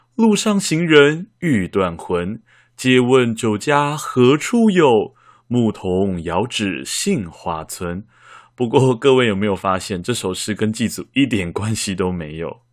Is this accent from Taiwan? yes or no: yes; Taiwan; 我家的后面就是观音山，而祖先们代代都葬在观音山上